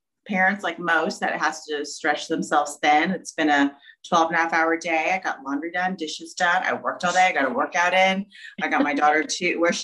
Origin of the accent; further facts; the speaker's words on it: Jeffersonville, Indiana, United States; also born or lived in Glendale, California; When I was almost 3, we moved here to Jeffersonville, Indiana